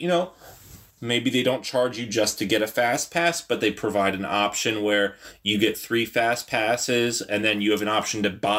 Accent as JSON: {"language": "English", "region": "New Jersey", "country": "United States", "said": "We come from New Jersey"}